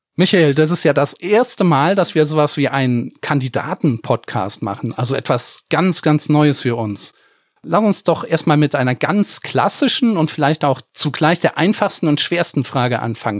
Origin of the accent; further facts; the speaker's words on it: Germany; accent: Rhenish; ich als Eifler Jung habe immer darunter zu leiden, dass mich alle auf meinen schönen rheinischen Akzent ansprechen